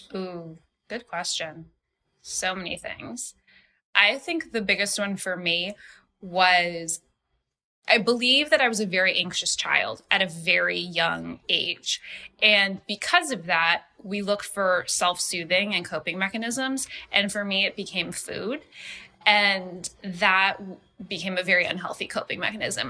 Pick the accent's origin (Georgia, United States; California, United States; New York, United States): California, United States; Los Angeles; I grew up in Los Angeles. I grew up in Hancock Park